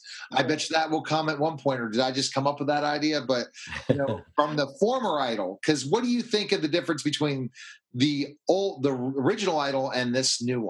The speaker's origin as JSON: {"language": "English", "town": "Pittsburgh", "region": "Pennsylvania", "country": "United States", "said": "I'm from Pittsburgh."}